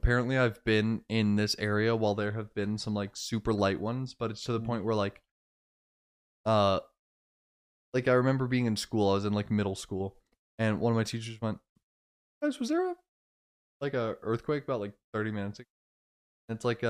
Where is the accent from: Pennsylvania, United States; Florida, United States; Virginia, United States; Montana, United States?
Florida, United States; moved away; I could drive to my hometown in Florida.